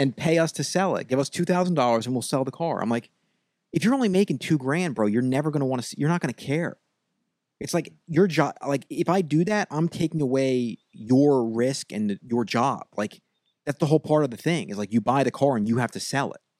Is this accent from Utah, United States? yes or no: no; Long Island, New York, United States; I'm from Long Island.